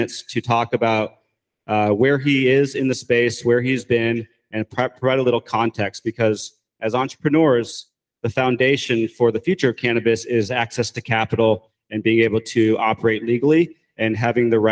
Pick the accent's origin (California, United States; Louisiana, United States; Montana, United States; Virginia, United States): Montana, United States; My family is from Nassau County, Long Island, and I've been coming to New York ever since I was a kid, but I grew up in Montana